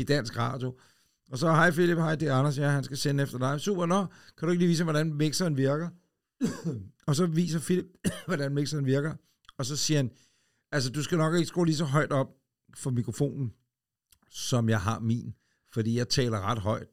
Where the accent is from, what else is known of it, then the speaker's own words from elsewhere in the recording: Ølstykke, Capital Region of Denmark, Denmark; en gammel Ford Escort Mark 1 jeg som holdt ude i indkørselen derhjemme i Ølstykke